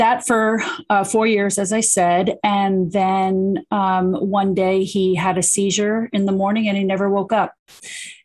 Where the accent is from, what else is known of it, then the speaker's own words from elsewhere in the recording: New Jersey, United States; I'm from New Jersey.